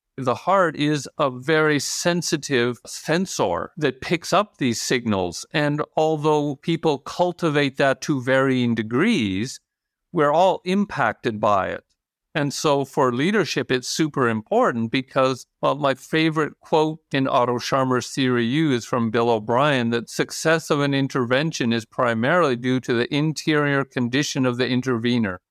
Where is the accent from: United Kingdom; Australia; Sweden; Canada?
Canada; moved away as an adult; also born or lived in United States; now in Norway; I'm American-born, Canadian-raised, Norwegian resident for the last fifteen years.